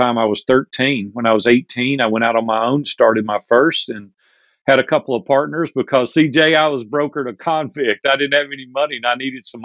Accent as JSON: {"language": "English", "town": "Nashville", "region": "Tennessee", "country": "United States", "tie": "born or raised there", "also_born_or_lived": "Hendersonville, Tennessee", "said": "I'm a native Nashvillian. We're multi-generations deep here in Nashville, Tennessee, and it's my hometown"}